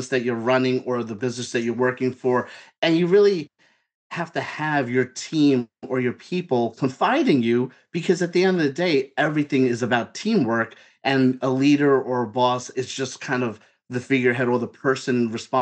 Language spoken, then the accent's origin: English; New York City, New York, United States; I'm from Brooklyn. I'm born in New York. I'm a New Yorker